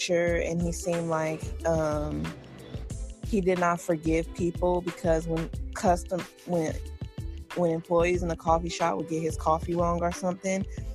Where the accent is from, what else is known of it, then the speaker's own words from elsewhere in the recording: United States; being African American in America